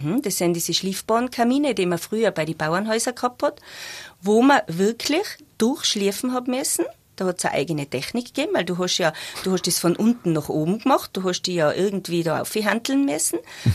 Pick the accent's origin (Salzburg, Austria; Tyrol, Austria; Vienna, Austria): Tyrol, Austria; Zell am Ziller; ich bin eigentlich aus Zell